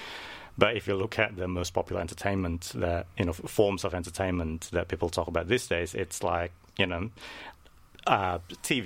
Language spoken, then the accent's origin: English; Indonesia; I'm from Indonesia